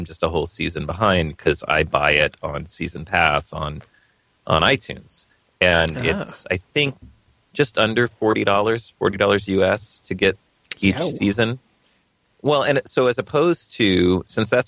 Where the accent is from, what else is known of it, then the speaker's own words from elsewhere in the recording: United States; I'm American